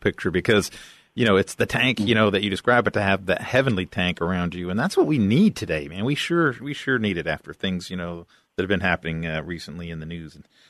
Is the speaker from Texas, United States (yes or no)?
yes; West Texas, United States; because I'm from West Texas.